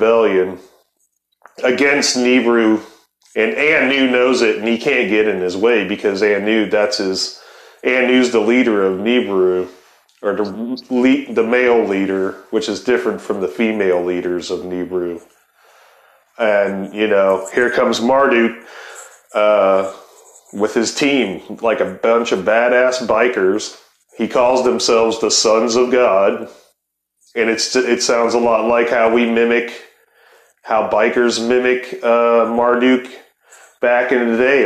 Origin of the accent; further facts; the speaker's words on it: Ohio, United States; I'm from Ohio